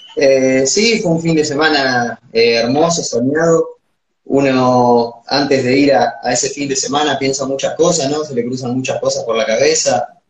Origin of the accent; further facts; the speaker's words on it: Sierra, Buenos Aires, Argentina; cuando llegué acá a, mi pueblo, a Sierra